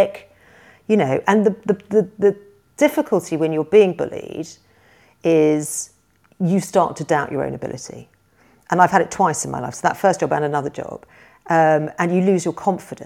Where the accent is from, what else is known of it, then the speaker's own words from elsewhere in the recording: United Kingdom; as a British person